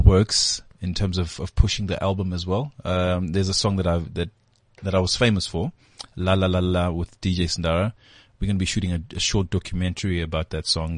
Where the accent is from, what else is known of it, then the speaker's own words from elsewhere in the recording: Durban, KwaZulu-Natal, South Africa; moved away as an adult; now in Johannesburg, South Africa; I grew up in Durban, Guamashu